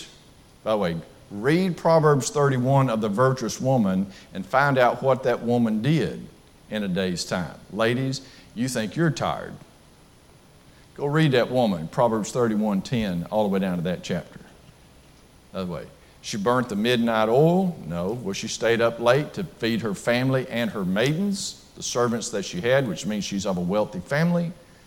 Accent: Bethel, United States; trust me, I'm from Bethel, and a tornado warning would basically put me under the floor. Okay, because the F5 tornado that came through here in 2011 hit the church building that I used to preach at.

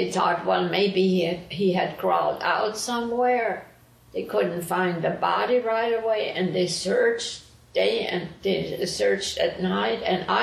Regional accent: High Amana, Iowa, United States; growing up in Hyaman

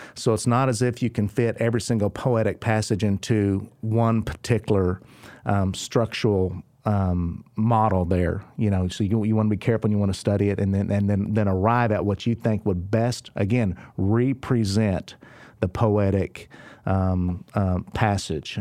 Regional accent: Oklahoma, United States; I'm from Oklahoma

